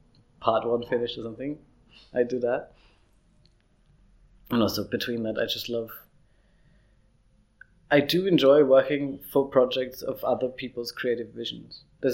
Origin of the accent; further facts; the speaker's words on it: Vienna, Austria; also born or lived in Lower Austria / Australia / New Zealand; I'm from Vienna. I was born in Vienna. Mm-hmm. And then I grew up kind of part-time in Lower Austria, so half rural on a farm, which was great. But I am from here, yeah, and I'm still here.